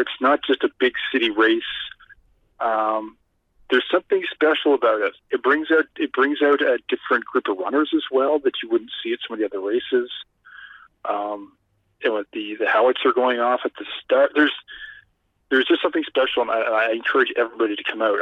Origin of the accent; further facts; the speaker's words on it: Canada